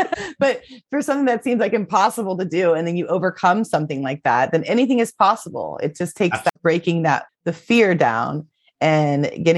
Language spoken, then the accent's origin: English; Florida, United States; And I grew up in Florida, walking on the hot cement all day growing up.